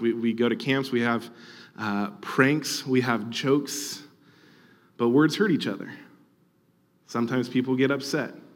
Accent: Orange County, California, United States; I grew up in Orange County

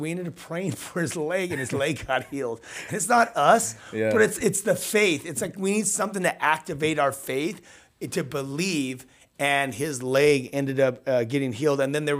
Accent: Southern California, United States; I'm used to the beach, right? We're from SoCal. We put our feet in the sand.

